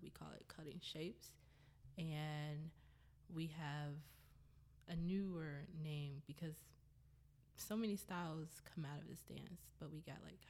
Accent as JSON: {"language": "English", "town": "Chicago", "region": "Illinois", "country": "United States", "said": "I'm from Chicago area. Out here, everyone knows me as the Shuffle Queen of Illinois."}